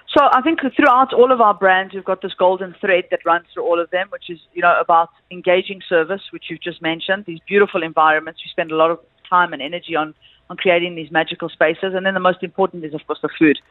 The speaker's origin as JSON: {"language": "English", "country": "South Africa", "said": "I'm from South Africa."}